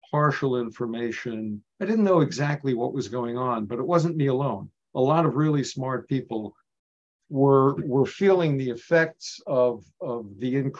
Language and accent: English; New York, United States; moved away as an adult; also born or lived in Northern Nigeria / Detroit; I'm a New Yorker, immigrant folks, lower middle class store owner.